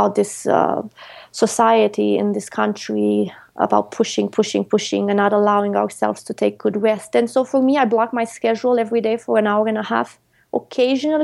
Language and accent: English; Romania; moved away; I grew up in Europe, in Romania, and I worked at the farm